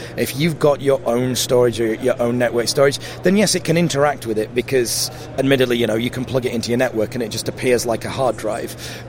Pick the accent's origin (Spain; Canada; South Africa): South Africa; also born or lived in Sheffield / London; now in Cheshire, United Kingdom; So I grew up in South Africa. And then when we moved back to the UK, we lived in Sheffield, which was sort of less broad an accent. And then, you know, I sort of lived for quite a long time in London, and now we live in a place in Cheshire